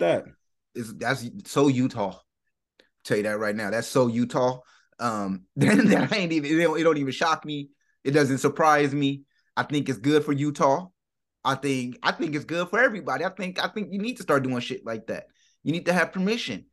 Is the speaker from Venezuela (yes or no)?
no; United States; I'm from America